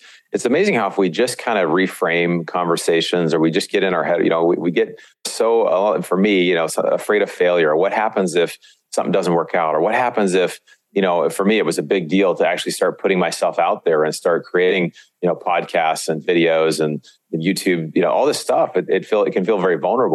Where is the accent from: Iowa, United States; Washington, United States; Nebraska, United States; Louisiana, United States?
Washington, United States; Seattle; moved away as an adult; also born or lived in Montana; I grew up in Seattle, but was at this church in Montana